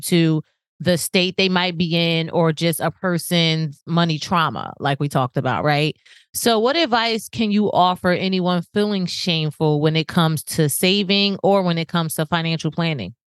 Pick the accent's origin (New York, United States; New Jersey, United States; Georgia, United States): New Jersey, United States; now in Florida, United States; I'm from New Jersey